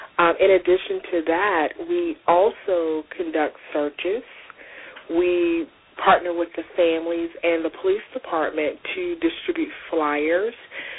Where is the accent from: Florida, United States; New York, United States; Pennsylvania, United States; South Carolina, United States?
South Carolina, United States; Spartanburg; there was a young lady that went missing from my hometown of Spartanburg, South Carolina